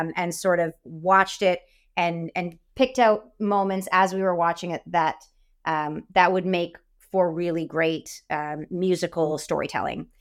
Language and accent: English; Windsor, Ontario, Canada; I grew up in Windsor, so we're right across from Detroit.